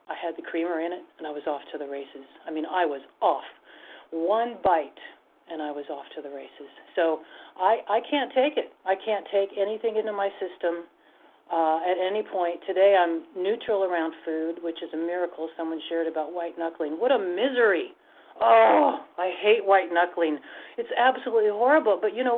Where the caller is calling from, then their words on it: Washington, United States; I'm sorry, I'm from the state of Washington.